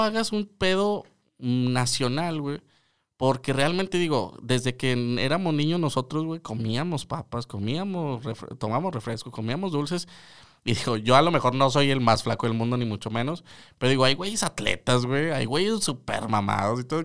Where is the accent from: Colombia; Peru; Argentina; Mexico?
Mexico; northern Mexico; Como buen norteño